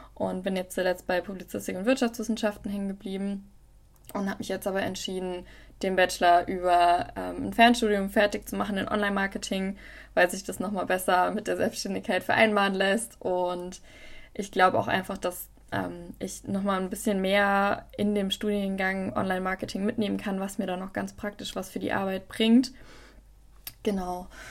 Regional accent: near Wiesbaden, Hesse, Germany; also born or lived in Tübingen / Mainz; Ich komme ursprünglich aus der Nähe von Wiesbaden

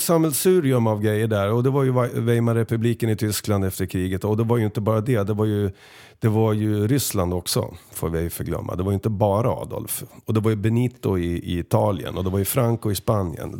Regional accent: Sweden; oss svenskar

